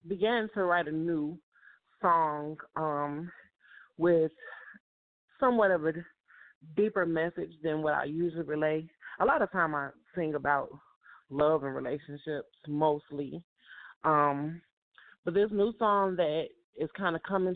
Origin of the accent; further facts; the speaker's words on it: Chicago, Illinois, United States; moved away as an adult; now in Atlanta, United States; I'm from Chicago, Illinois, and I was born and raised there